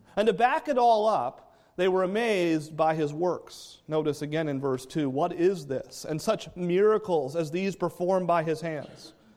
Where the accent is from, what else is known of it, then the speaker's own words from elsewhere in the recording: New England, United States; I grew up in New England